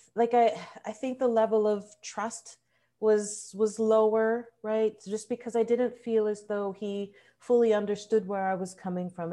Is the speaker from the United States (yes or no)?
no; Toronto, Ontario, Canada; also born or lived in Trinidad and Tobago; I was born here in Canada. My family came from Trinidad and Tobago. I'm currently working for a food bank here in Toronto